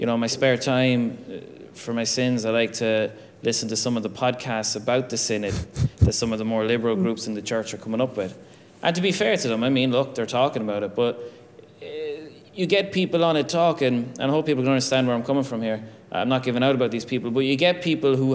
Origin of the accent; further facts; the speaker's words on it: Ireland; as Irish people